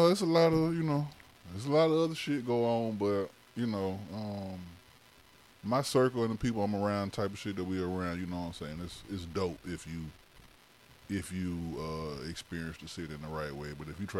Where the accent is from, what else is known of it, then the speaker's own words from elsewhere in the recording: Birmingham, Alabama, United States; I'm from Birmingham, man. Birmingham, Alabama, man.